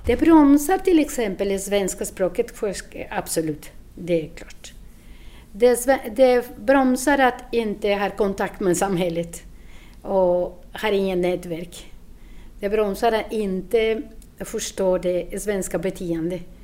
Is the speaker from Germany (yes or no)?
no; Colombia; Swedish is a second language; moved away as an adult; now in Sweden; Jag kommer från Colombia och jag har bott i Sverige sju år